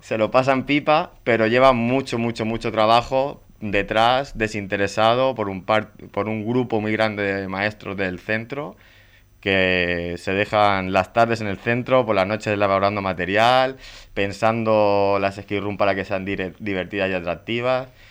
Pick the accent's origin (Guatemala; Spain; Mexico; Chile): Spain; los maestros españoles